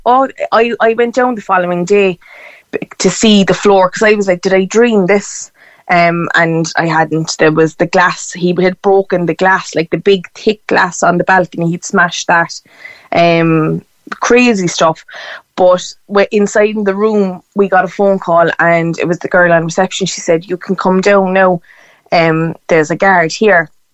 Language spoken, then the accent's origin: English; Cork, Munster, Ireland; I'm from Cork City